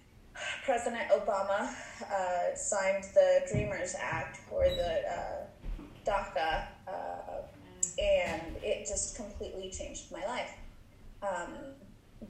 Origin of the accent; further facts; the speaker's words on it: Oregon, United States; also born or lived in Guadalajara, Mexico / California; lived in California till I was about 7 or 8, and then moved to Oregon